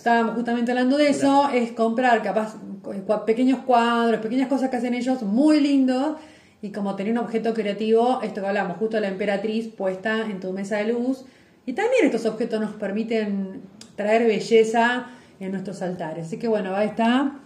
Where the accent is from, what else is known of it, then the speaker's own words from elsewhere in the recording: Lobos, Buenos Aires Province, Argentina; moved away; yo soy de Lobos, que ahora estoy transportada en otro, lugar